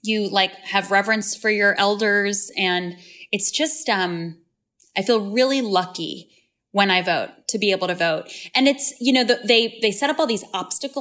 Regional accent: Long Island, New York, United States; I grew up on Long Island in this very socially conservative town

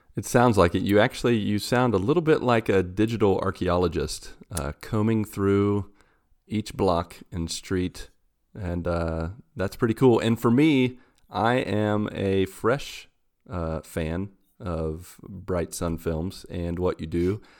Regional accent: West Virginia, United States; I'm from West Virginia in the U S

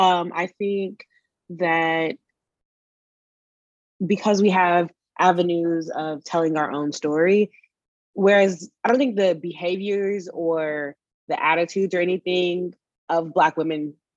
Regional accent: Raleigh, North Carolina, United States; now in Dallas, United States; I'm originally from Raleigh, North Carolina. I currently live in Dallas, Texas, and I work as a financial analyst.

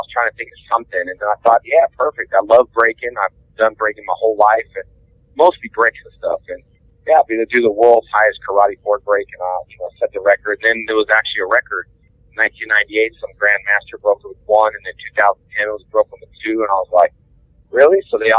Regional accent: Houston, Texas, United States; then I'll be here in my hometown in Houston at Space City

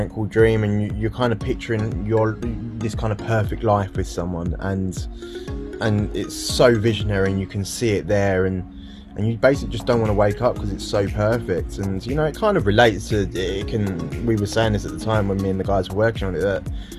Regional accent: United Kingdom; a British guy

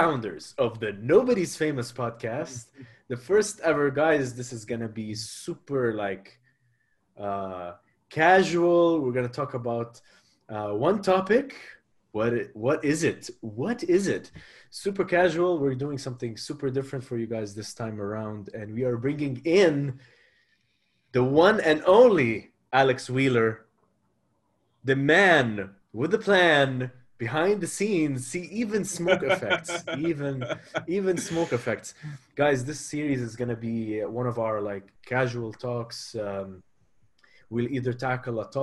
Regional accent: Abu Dhabi, United Arab Emirates; when I was growing up in Abu Dhabi

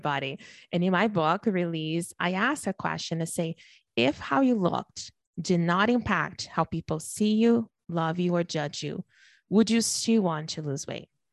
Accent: Brazil; now in Canada; I'm born and raised in Brazil, I live in Canada now

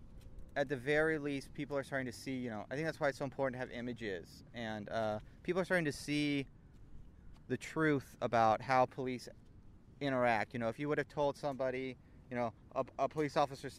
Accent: Manhattan Beach, California, United States; I grew up in Manhattan Beach.

